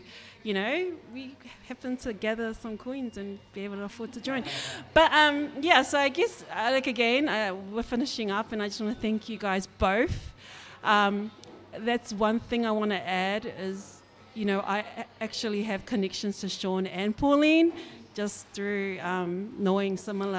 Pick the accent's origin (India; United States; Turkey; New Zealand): New Zealand; islanders growing up in New Zealand